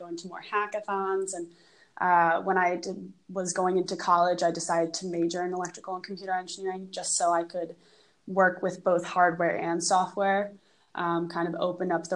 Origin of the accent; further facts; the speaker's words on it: New York City, New York, United States; I grew up in New York City.